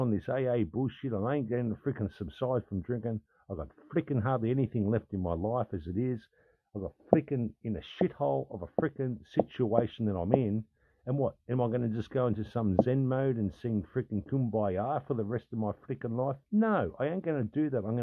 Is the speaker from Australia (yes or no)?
yes; Australia; I'm an Australian fucking man, I'm an Australian dude